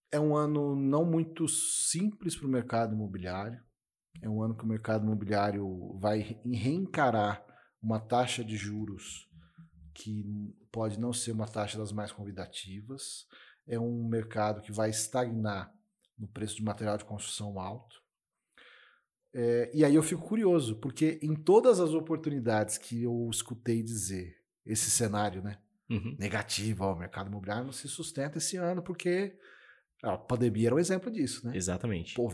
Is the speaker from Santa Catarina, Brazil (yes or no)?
no; São Paulo, Brazil; moved away; also born or lived in Mato Grosso do Sul; Eu sou de São Paulo, né?